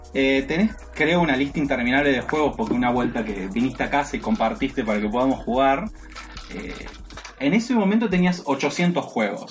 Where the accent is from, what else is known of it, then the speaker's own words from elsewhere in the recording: Buenos Aires, Argentina; yo realmente soy un porteño bastante trucho, porque mi, familia en particular no son de acá, eso quizás no lo sabías, mi viejo es correntino, mi mamá es entrerriana